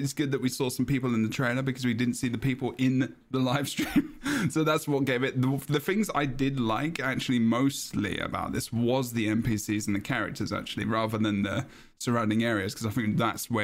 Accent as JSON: {"language": "English", "region": "England", "country": "United Kingdom", "said": "I'm English"}